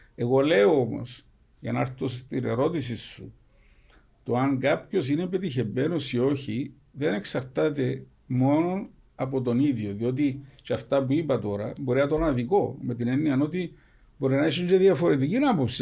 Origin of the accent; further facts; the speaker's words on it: Cyprus; εμεί σαν κύπρο